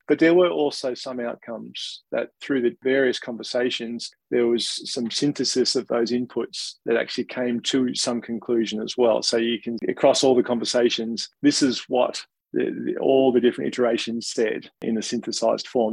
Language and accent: English; Australia; accent: Australian; you might be able to tell from my accent, but being an Australian